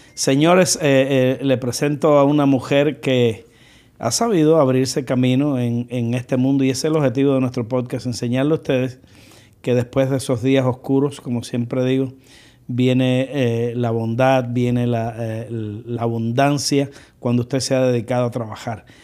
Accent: Cuba; now in United States; yo soy cubano y que cuánto orgullo siento de mi gente

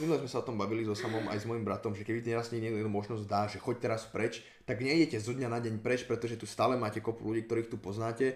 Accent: Slovakia; to, že som sa narodil na Slovensku, sa nepovažujem za Slováka. Dobre, narodil som sa tu

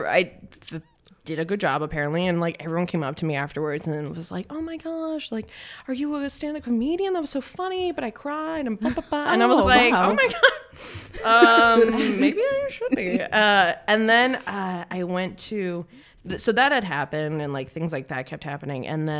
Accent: Dallas, Texas, United States; I'm from Texas.

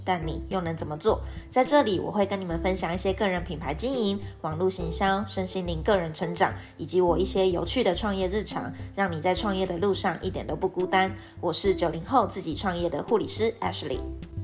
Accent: Taiwan; also born or lived in Macau; 我其实是在澳门长出生的哦。然后我跟着我妈妈从幼稚园吧就来台湾，所以 真的，不要再问我会不会讲广东话，我不会讲，我只会听

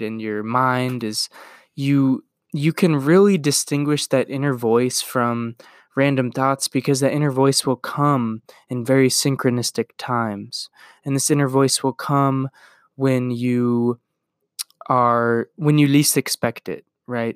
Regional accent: Iowa, United States; I'm gonna move from Iowa, where I was born and raised, and where I've grown up and lived for twenty-two years

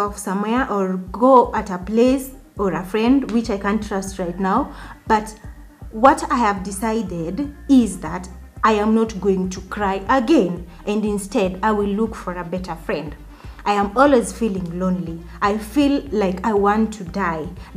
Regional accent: Nairobi, Kenya; I'm also from Kibra

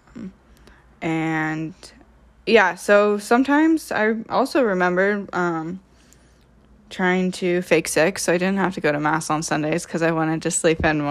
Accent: Troy, Ohio, United States; I am from Troy, Ohio, which is about twenty minutes north of Dayton.

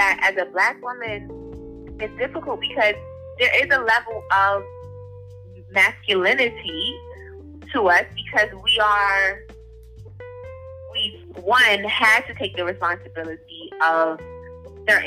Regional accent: United States; I'm American

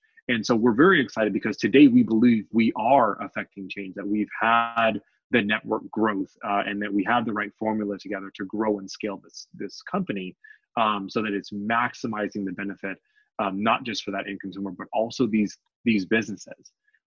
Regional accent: Oceanside, California, United States; also born or lived in Memphis, Tennessee / Yuma, Arizona; And so I began my life journey back in Tennessee. I was born in Memphis, Tennessee. And so my dad was in the Marine Corps. And so I spent most of my childhood in Oceanside, California.

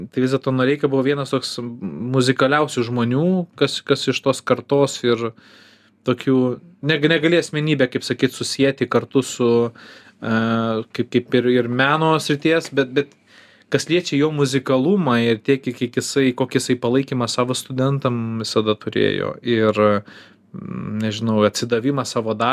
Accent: Kaunas, Kaunas County, Lithuania; kai augau Kaune centre

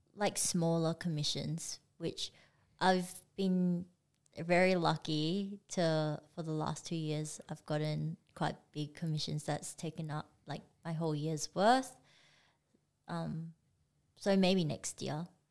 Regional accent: Perth, Western Australia, Australia; also born or lived in Singapore; we moved over here when I was like four. So I grew up in Perth and I feel like Perth is my home.

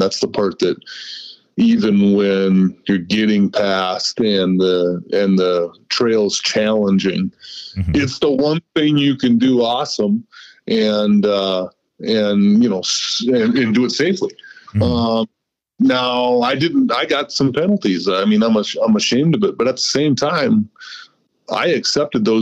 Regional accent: United States; I'm American through and through.

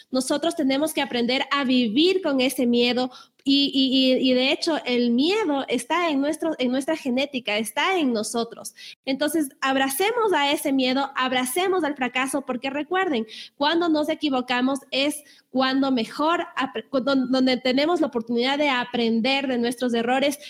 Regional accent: Ecuador; en mi país, en Ecuador

